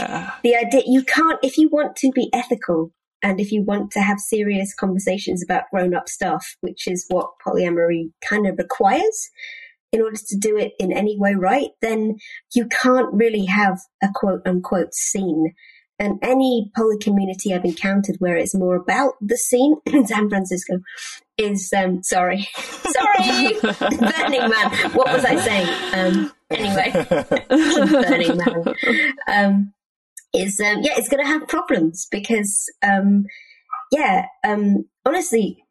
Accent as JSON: {"language": "English", "country": "United Kingdom", "said": "as a British person"}